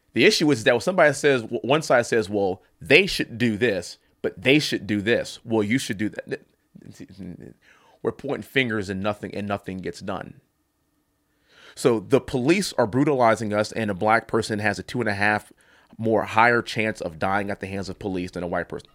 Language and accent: English; Texas, United States; also born or lived in Ithaca, New York; I am a Texan. I come from an energy capital of the world